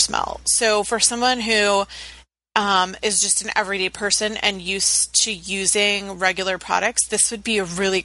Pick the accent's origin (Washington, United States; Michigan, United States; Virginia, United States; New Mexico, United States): Virginia, United States; Virginia Beach; I grew up in Virginia Beach where everybody had dreadlocks and didn't bathe or shave